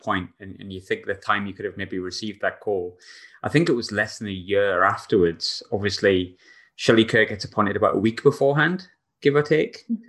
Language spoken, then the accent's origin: English; England, United Kingdom; now in Glasgow, United Kingdom; I'm also English.